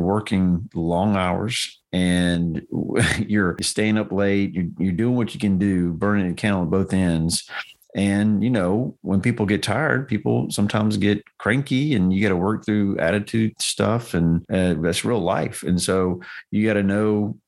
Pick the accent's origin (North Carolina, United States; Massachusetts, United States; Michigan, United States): North Carolina, United States; moved away as an adult; now in Tennessee, United States; I was moving across the world because I grew up in North Carolina.